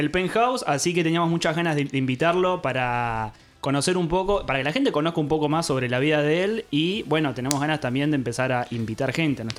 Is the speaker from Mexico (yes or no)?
no; Trelew, Chubut, Argentina; Bueno, yo soy patagónico. Eso. Soy sureño.